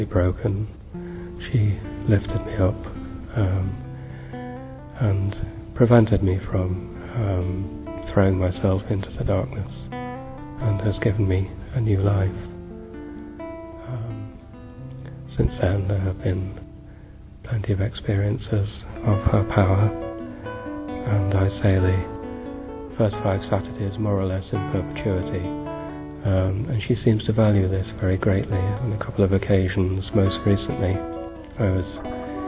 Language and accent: English; Derbyshire, East Midlands, United Kingdom; I come from Derbyshire in the UK.